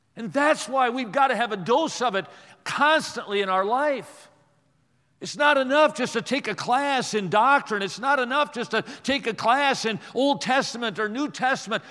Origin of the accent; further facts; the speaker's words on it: Watertown, Wisconsin, United States; I grew up in Watertown, Wisconsin